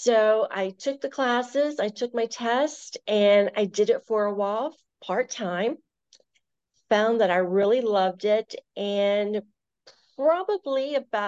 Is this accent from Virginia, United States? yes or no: yes; Virginia, United States; now in Maryland, United States; both my husband and myself, we are originally from Virginia, and we've both lived in this area, or at least I have, over half my life, so I consider myself now a Marylander.